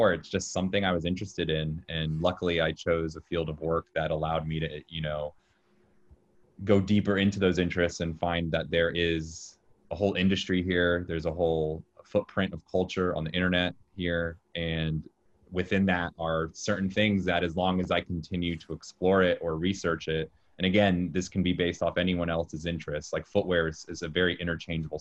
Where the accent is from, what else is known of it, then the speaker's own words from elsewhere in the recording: Jacksonville, Florida, United States; moved away as an adult; now in New York City, United States; I'm from Jacksonville, Florida.